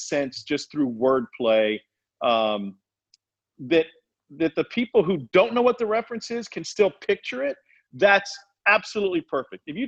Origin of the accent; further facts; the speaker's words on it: Columbia, Missouri, United States; I grew up in Columbia, Missouri